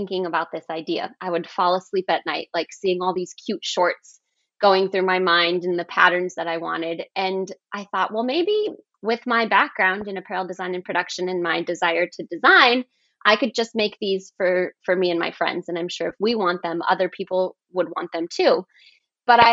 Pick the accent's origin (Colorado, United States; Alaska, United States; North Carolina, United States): Colorado, United States; I grew up in Colorado and kind of in the sticks a little bit